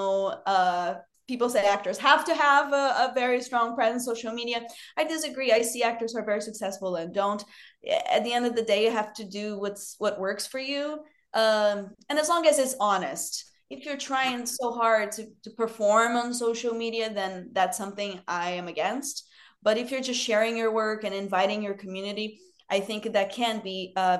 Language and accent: English; Rio de Janeiro, Brazil; born or raised there; English is a second language; moved away as an adult; now in United States